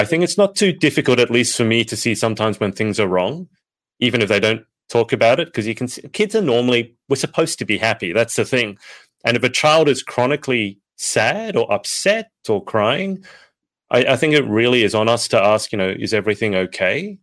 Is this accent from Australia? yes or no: yes; Australia; I'm Australian